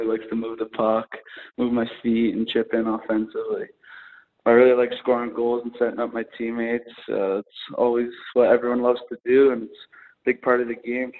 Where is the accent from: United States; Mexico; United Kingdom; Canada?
Canada; Lacombe, Alberta; I'm from Lacombe, so I'm used to that.